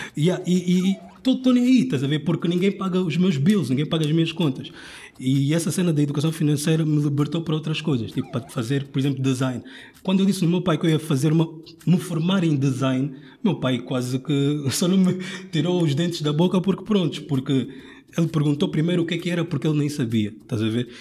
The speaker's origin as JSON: {"language": "Portuguese", "country": "Angola", "moved": "yes", "lives_now": "Portugal", "said": "eu sou angolano"}